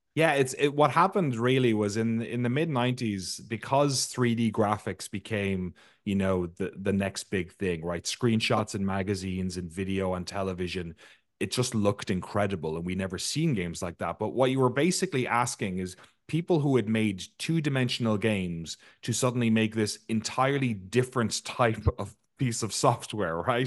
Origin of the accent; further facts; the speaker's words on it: Ireland; I grew up in Ireland where we grew, we grew up playing a game called hurling